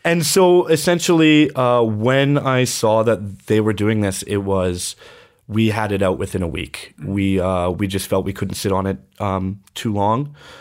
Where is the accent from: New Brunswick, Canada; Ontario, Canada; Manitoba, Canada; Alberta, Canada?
Alberta, Canada; Fort Saskatchewan; moved away as an adult; also born or lived in Edmonton, Alberta; my hometown